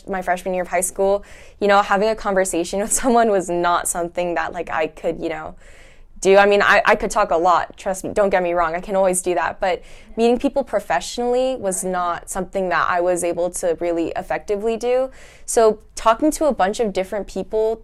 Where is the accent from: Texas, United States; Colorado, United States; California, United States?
California, United States; Fullerton; I'm from California, from Fullerton